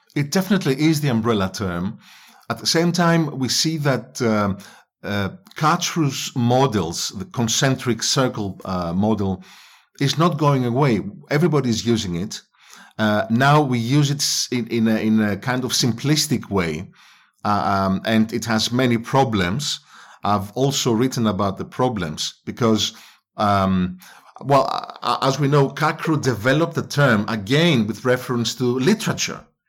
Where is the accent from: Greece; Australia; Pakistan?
Greece; English is a second language; moved away as an adult; also born or lived in England